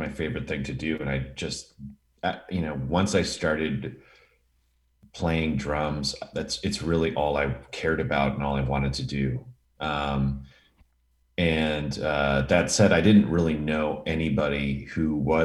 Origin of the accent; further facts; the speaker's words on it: Milwaukee, Wisconsin, United States; now in Los Angeles, United States; I grew up in Milwaukee, Wisconsin